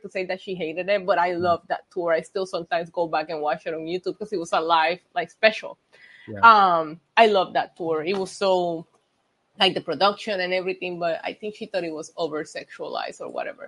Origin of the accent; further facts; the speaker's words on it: Puerto Rico; English is a second language; I grew up in Puerto Rico